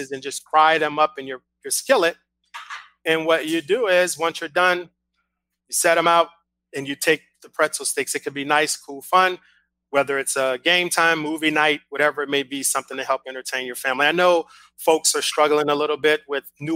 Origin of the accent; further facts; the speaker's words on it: New Orleans, Louisiana, United States; I'm from New Orleans and we're from Louisiana